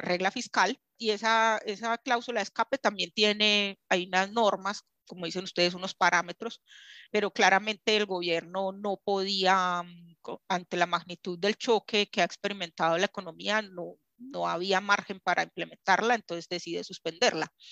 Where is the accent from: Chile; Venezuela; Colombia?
Colombia; nosotros como colombianos